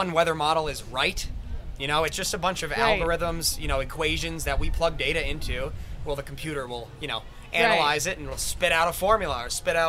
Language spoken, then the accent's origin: English; Connecticut, United States; I'm from Connecticut